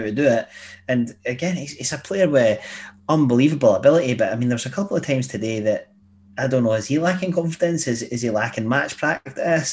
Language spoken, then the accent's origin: English; Glenrothes, Scotland, United Kingdom; I'm from Glenrothes. I was like 10 at the time